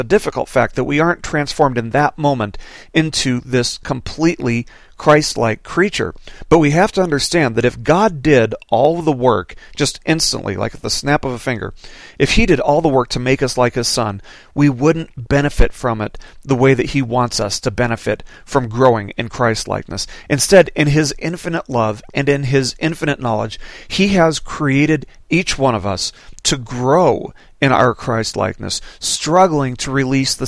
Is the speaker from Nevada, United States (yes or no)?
yes; Las Vegas, Nevada, United States; now in Arkansas, United States; growing up in Las Vegas